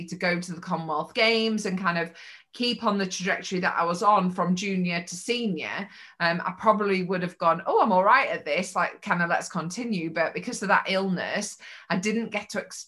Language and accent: English; Mansfield, East Midlands, United Kingdom; I'm just from Mansfield